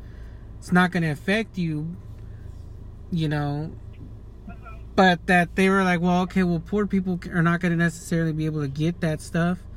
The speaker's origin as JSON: {"language": "English", "town": "Fontana", "region": "California", "country": "United States", "said": "I'm from Fontana, California"}